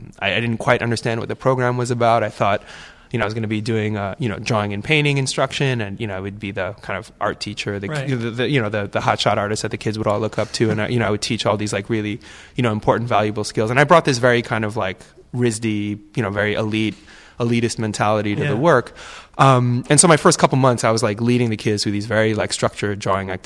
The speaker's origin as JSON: {"language": "English", "town": "New York City", "region": "New York", "country": "United States", "moved": "yes", "said": "I'm from New York City"}